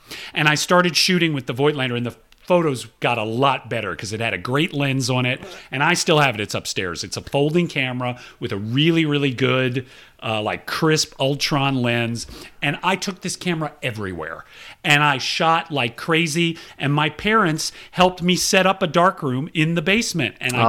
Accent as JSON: {"language": "English", "town": "Atlanta", "region": "Georgia", "country": "United States", "tie": "born or raised there", "said": "I grew up in Atlanta and... I was a first child and a first grandchild"}